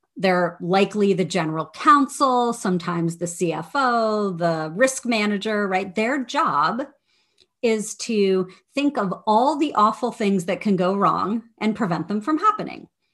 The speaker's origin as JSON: {"language": "English", "region": "Midwest", "country": "United States", "tie": "born or raised there", "also_born_or_lived": "Washington, D.C.", "moved": "as an adult", "said": "I grew up in the Midwest."}